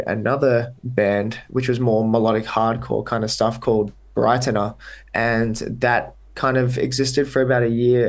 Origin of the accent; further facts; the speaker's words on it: Australia; accent: Australian; now in Netherlands; I don't speak with my full-on Australian accent. Yeah. I mean, to be fair, my accent is not like crazy Australian.